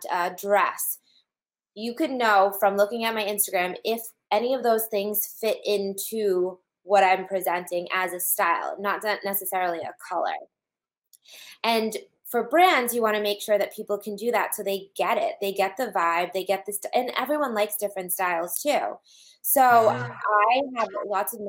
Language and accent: English; New England, United States; I'm from New England